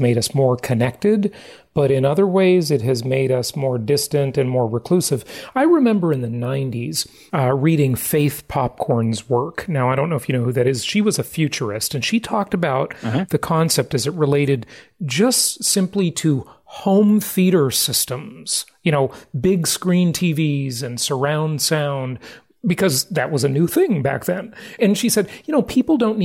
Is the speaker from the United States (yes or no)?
yes; Los Angeles, California, United States; now in Florida, United States; I grew up in Los Angeles, California